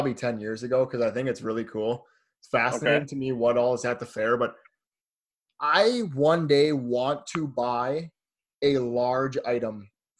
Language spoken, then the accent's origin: English; Minnesota, United States; we're all Minnesotan